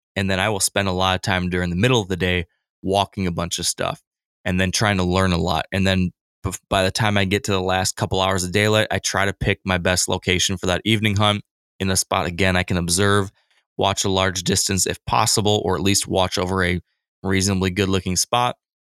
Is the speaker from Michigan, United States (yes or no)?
yes; Michigan, United States; My home state of Michigan